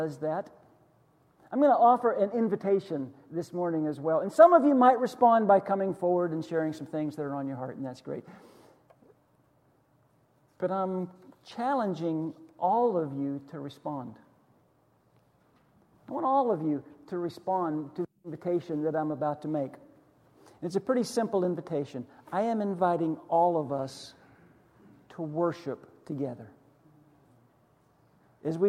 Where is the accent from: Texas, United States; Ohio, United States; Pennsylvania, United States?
Pennsylvania, United States; Western; moved away; this little church that I grew up in Western Pennsylvania